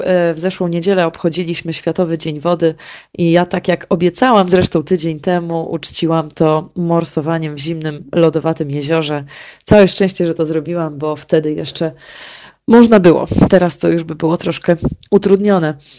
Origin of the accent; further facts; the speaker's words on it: Warmian-Masurian Voivodeship, Poland; u nas na Mazurach